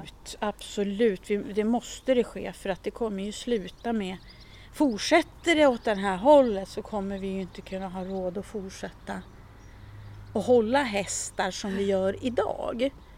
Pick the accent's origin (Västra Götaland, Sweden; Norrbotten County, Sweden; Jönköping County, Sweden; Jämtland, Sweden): Jämtland, Sweden; now in Stockholm area, Sweden; jag är ju ursprungligen från Jämtland, alltså mina föräldrar är ju jämtar